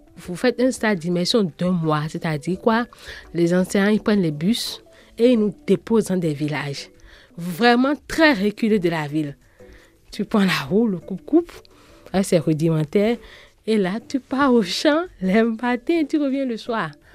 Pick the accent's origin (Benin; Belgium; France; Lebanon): Benin; Porto-Novo, Ouémé; Je suis née au Bénin, Porte-Novo, la capitale politique du Bénin.